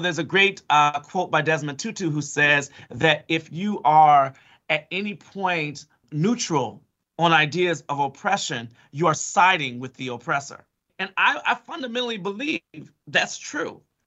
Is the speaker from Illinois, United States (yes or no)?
yes; Chicago, Illinois, United States; I'm from Chicago.